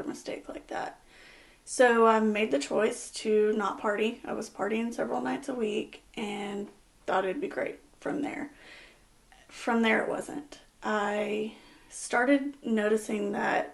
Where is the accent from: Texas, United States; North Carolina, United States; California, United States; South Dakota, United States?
Texas, United States; Angleton; moved away as an adult; now in West Columbia, United States; I am from Angleton. Grew up in Angleton, graduated high school in Angleton